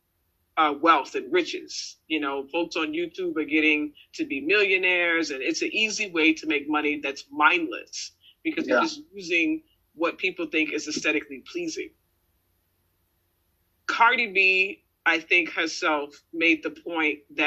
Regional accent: Richmond, Virginia, United States; growing up in Richmond

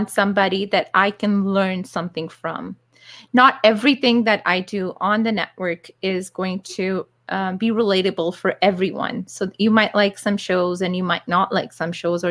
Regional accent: Calgary, Alberta, Canada; I grew up in Calgary

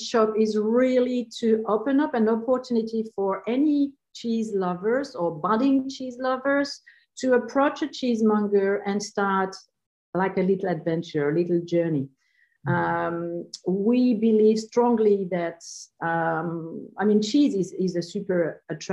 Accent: Normandy, France; moved away as an adult; also born or lived in Paris, France; now in South Australia, Australia; I was born in Normandy, but studied and worked all my adult life in Paris

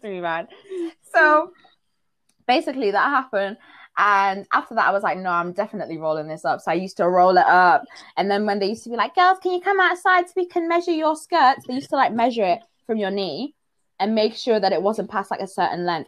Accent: Zimbabwe; moved away; I'm from Zim

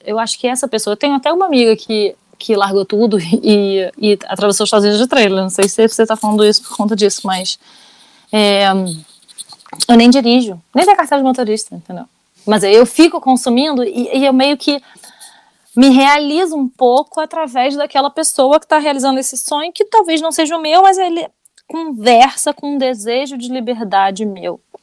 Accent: Rio de Janeiro, Brazil; now in France; eu sou carioca, nascida, nascida e criada no Rio de Janeiro. Mas eu moro na França.

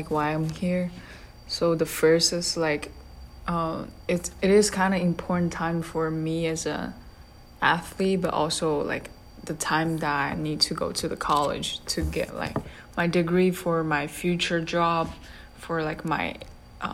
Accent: Shanghai, China; English is a second language; moved away as an adult; now in Tallahassee, United States; I'm from Shanghai, China

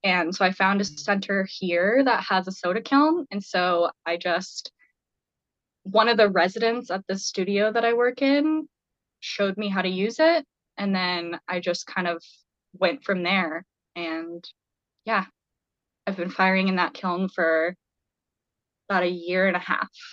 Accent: Boise, Idaho, United States; now in Montana, United States; where I grew up in Boise

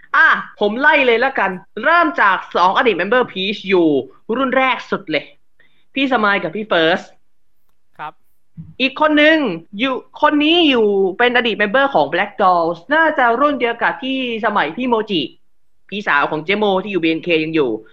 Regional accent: Rayong, Thailand; จังหวัดบ้านเกิด ผมจังหวัดระยอง

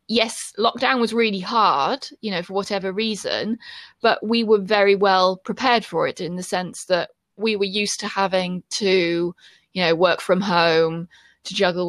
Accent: United Kingdom; So I'd say to people, you know, I'm British.

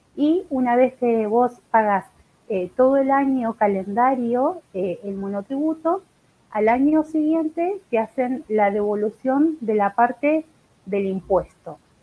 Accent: Buenos Aires, Argentina; soy de acá de Buenos Aires.

